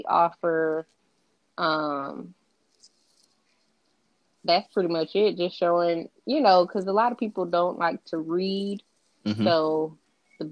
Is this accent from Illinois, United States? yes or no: no; Lithonia, Georgia, United States; also born or lived in Riverside, California; I was raised in Lithonia, Georgia. But for the most part, I've been here my whole life.